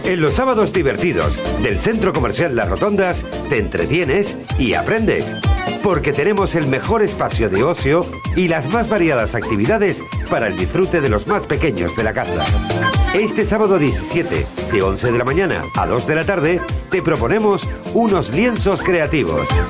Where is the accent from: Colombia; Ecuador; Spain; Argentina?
Spain; Asturias; moved away as an adult; now in Gran Canaria, Spain; yo soy asturiano pero llevo ya casi siete años ahí en la isla